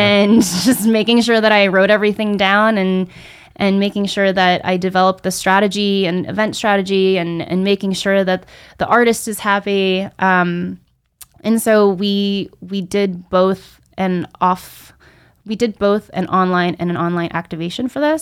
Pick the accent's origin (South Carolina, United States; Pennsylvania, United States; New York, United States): New York, United States; Rockland County; I'm a New York native, specifically from Rockland County.